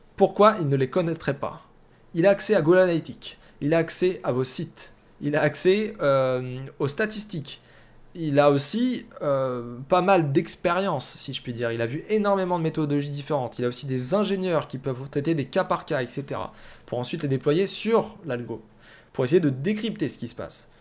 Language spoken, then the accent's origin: French; France; alors moi je viens de la France